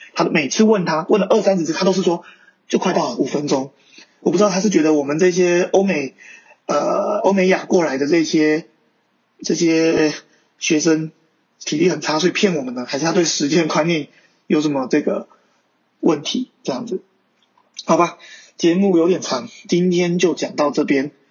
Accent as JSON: {"language": "Chinese", "country": "Taiwan", "said": "我说，“台湾"}